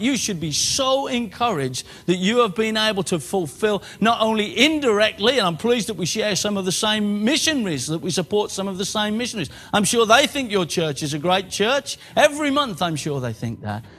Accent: Birmingham, West Midlands, United Kingdom; moved away as an adult; now in Exeter, United Kingdom; I was born in Birmingham, bred in Birmingham, grew up in Birmingham, left Birmingham

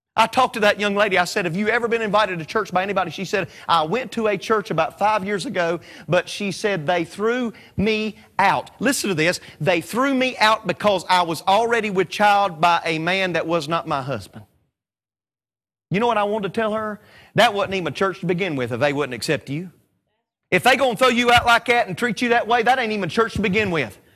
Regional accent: Statesville, North Carolina, United States; I'm from Statesville, North Carolina.

